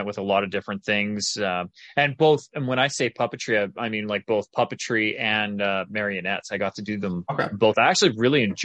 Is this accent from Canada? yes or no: yes; Calgary, Alberta, Canada; I was born and raised in Calgary, Alberta, Canada.